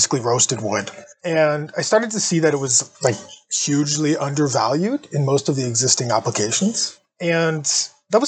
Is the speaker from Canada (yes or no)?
yes; Sudbury, Ontario, Canada; Northern Ontario, where I'm from. Sudbury is my hometown